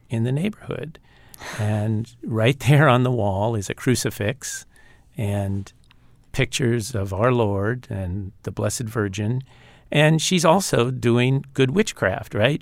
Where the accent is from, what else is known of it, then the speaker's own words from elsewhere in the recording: Los Angeles, California, United States; also born or lived in Altoona, Pennsylvania; we moved to Los Angeles when I was about seven or eight. And before that, we grew up in Altoona, Pennsylvania